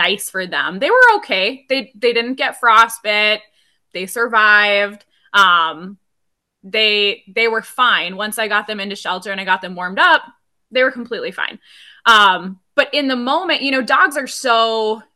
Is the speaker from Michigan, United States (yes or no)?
no; Rice Lake, Wisconsin, United States; moved away as an adult; now in Alaska, United States; I'm actually from Rice Lake, Wisconsin, which is about an hour north of Eau Claire.